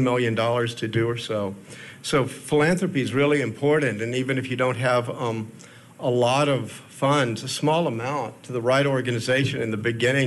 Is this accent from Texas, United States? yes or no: yes; Houston, Texas, United States; I grew up in Houston, Texas